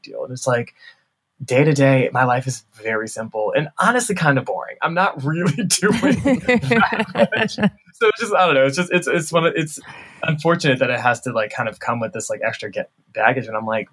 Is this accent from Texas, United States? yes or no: no; Atlanta, Georgia, United States; moved away as an adult; also born or lived in Chicago; now in Washington, D.C., United States; I grew up in Atlanta, but I went to school in Chicago